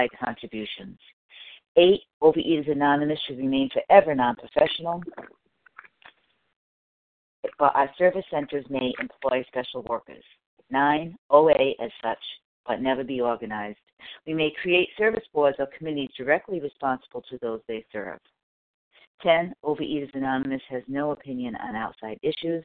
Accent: Rhode Island, United States; currently in my home state of Rhode Island

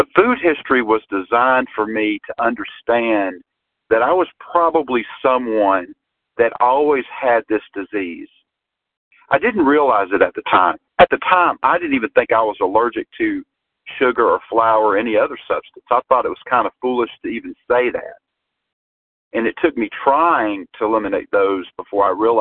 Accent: Georgia, United States; I am from Georgia.

